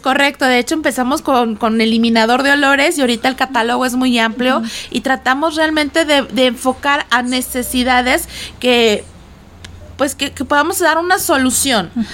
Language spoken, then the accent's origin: Spanish; Guaymas, Sonora, Mexico; moved away; yo soy de Guaymas Sonora